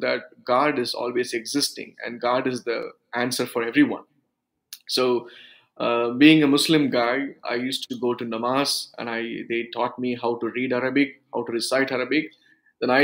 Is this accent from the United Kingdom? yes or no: no; South India, India; first language Urdu; English is a second language; also born or lived in Tenkasi, Tamil Nadu; I came from a Sunni background from South India. We are the group of people. We speak Urdu as a language, as a mother tongue